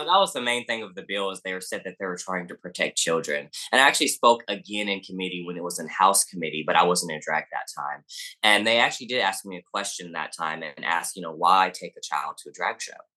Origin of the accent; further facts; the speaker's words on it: the South, United States; accent: Southern; People say I have an accent, but, I mean, I guess I am from the South.